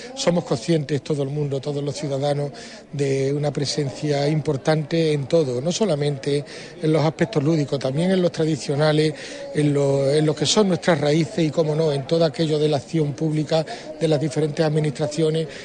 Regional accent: Huelva, Andalusia, Spain; para todos los choqueros es nuestra Virgen de las Cintas

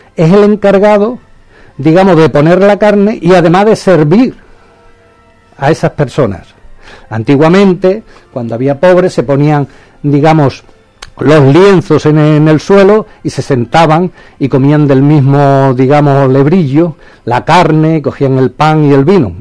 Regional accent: Huelva, Andalusia, Spain; yo me considero onubense por los cuatro costados

